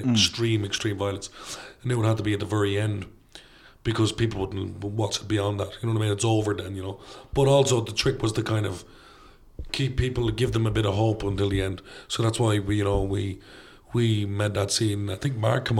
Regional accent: Ireland; being Irish

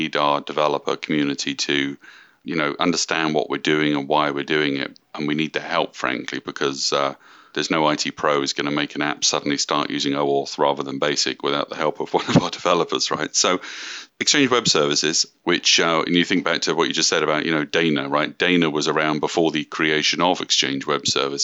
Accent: United Kingdom; moved away as an adult; now in Redmond, United States; I'm from the UK, moved out to Redmond in 2008

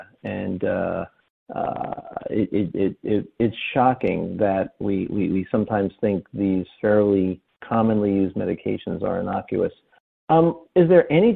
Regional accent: New Jersey, United States; when I was a kid growing up in New Jersey

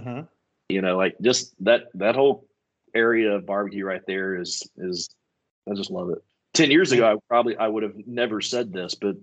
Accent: Tyler, Texas, United States; also born or lived in Oklahoma City; my favorite part of my hometown

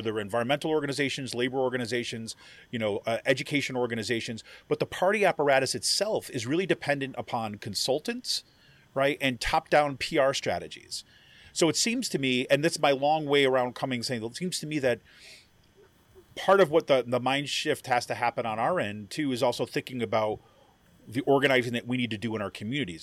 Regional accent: Utica, New York, United States; also born or lived in Southwest Ohio / Washington, D.C.; now in Pennsylvania, United States; I grew up in kind of like central New York and Utica, New York

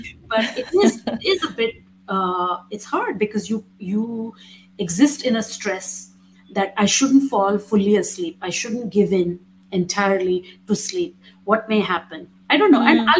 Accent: India; But being Indian, being brown, and traveling in those Western European spaces is also has its challenges.

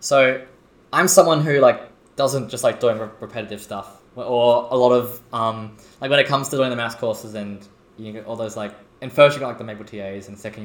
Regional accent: Adelaide, South Australia, Australia; now in Sydney, Australia; I'm from Adelaide

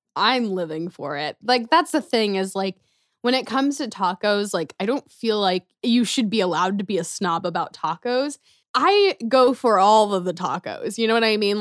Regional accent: Gladstone, Missouri, United States; also born or lived in Kansas City; We moved to First Gladstone, Missouri when I was in second grade

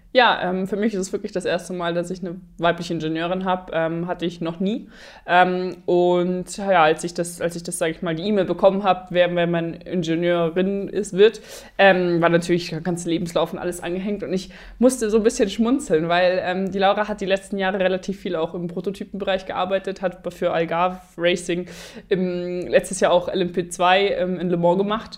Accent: Germany; Deutschland ist halt einfach da, wo ich herkomme

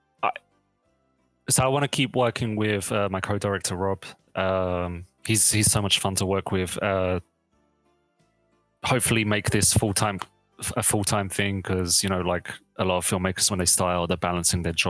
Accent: London, United Kingdom; now in Sacramento, United States; I'm from London

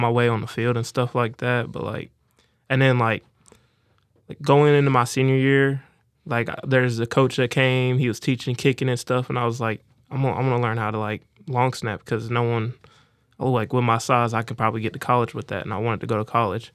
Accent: Tampa, Florida, United States; moved away; I'm from Tampa, Florida. And, uh, really, like, I grew up, like, poor

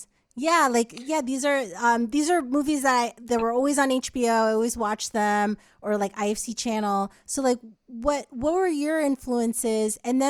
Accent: New Jersey, United States; My family's from Haiti, so political uprisings are pretty common. So a lot of what I saw, I was like, and I grew up in New Jersey

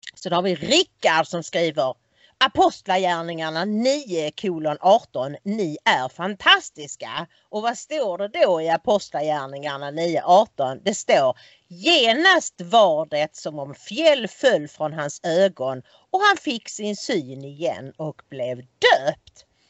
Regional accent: Sweden; vi är svenskar

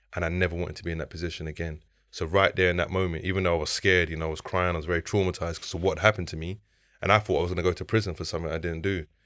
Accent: London, United Kingdom; I grew up on the Ellsbury Estate in Southeast London

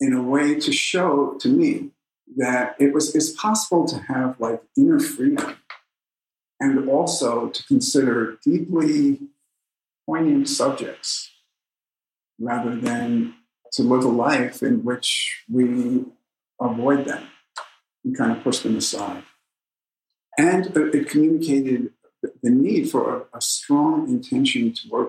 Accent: New York, United States; I come from New York

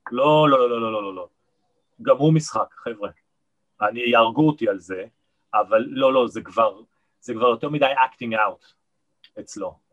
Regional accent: Nigeria; born there; אבא שלי היה אה, מהנדס ראשי בסולל בונה בארצות חוץ, בניגריה, לכן נולדתי גם באפריקה, בניגריה.

